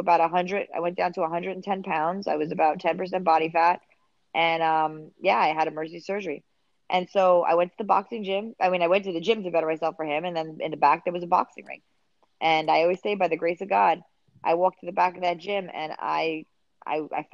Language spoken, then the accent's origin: English; New York City, New York, United States; also born or lived in Mexico; I grew up in the Bronx, being half Mexican, half Irish. I grew up half in Mexico, half here.